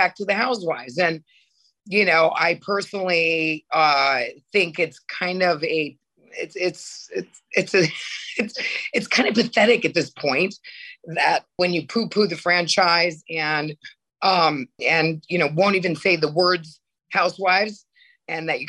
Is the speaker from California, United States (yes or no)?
no; Connecticut, United States; moved away as an adult; also born or lived in New York / Europe; I grew up in Connecticut